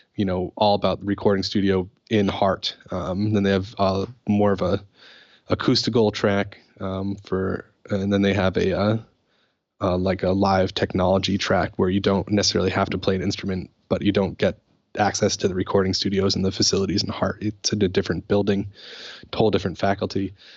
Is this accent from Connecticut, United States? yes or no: yes; Putnam, Connecticut, United States; Putnam, Connecticut, which is where I grew up